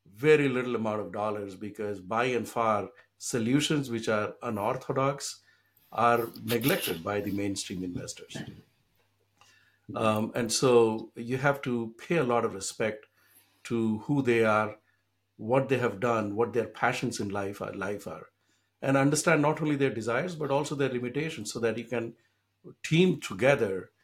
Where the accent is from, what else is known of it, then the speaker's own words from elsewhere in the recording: Bihar, India; now in Boston, United States; When I grew up in India, in the state of Bihar, which is still one of the poorest states in the country